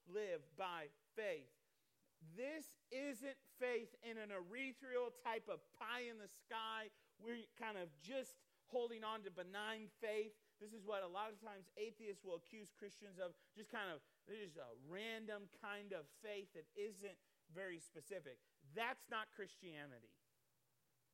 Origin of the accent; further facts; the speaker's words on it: Iowa, United States; I'm from Iowa. I grew up there